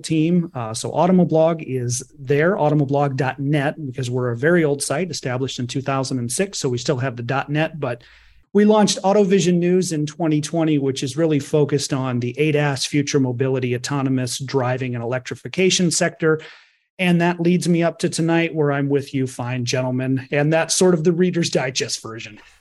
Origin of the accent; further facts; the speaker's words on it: Detroit, Michigan, United States; I was from Detroit